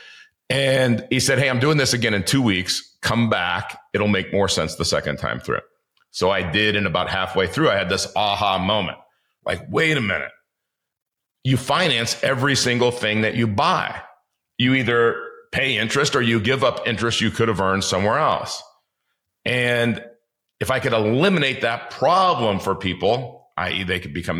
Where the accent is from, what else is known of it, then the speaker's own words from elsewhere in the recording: Los Angeles, California, United States; I grew up in the inner city of Los Angeles